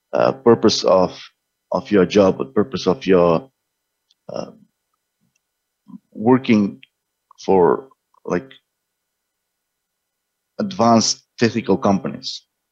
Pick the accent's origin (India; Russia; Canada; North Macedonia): North Macedonia; moved away as an adult; also born or lived in Ireland / Seattle area, Washington, United States; now in Dallas-Fort Worth, United States; I'm originally from Macedonia, but I got offer from Microsoft in 2001. I moved to Microsoft Ireland and lived there with the family for 14 years. And then again with Microsoft, we got the opportunity to move to States. So I was living 8 years in Seattle area.